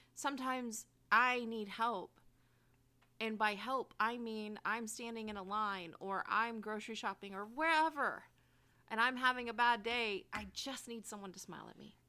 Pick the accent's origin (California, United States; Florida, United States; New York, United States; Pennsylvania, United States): California, United States; Bay Area; I grew up in the Bay Area.